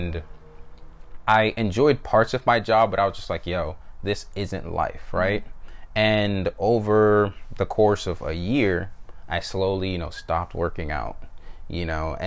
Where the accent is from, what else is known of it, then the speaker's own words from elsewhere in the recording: Atlanta, Georgia, United States; moved away as an adult; also born or lived in Jamaica; I grew up in North Atlanta, you know, from the fifth grade all the way until I went to college